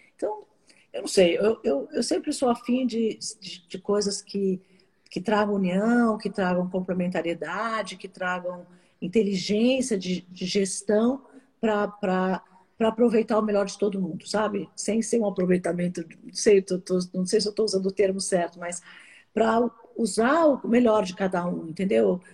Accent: Brazil; eu sou brasileira

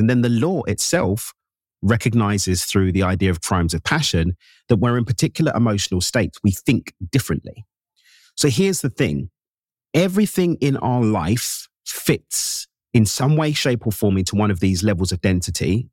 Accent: London, United Kingdom; Born and raised in East London in the UK, my parents emigrated from Zimbabwe in Southern Africa in the late 70s

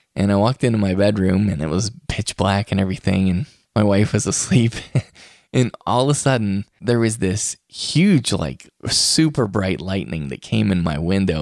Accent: West Virginia, United States; now in Utah, United States; West Virginia, my home state

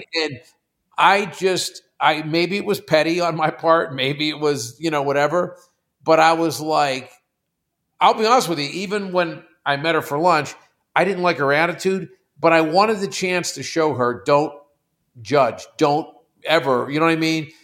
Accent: Pittsburgh, Pennsylvania, United States; moved away; First thirty years of my life, I'm from Pittsburgh.

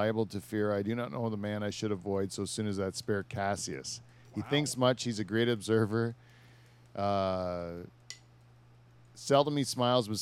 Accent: Canada; But we're Canadian.

